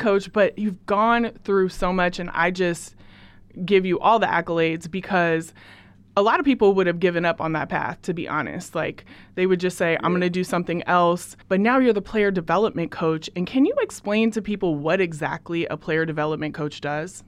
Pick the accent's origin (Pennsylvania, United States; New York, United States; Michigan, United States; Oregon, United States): Oregon, United States; Portland; also born or lived in Beaverton, Oregon; I am from Portland, Oregon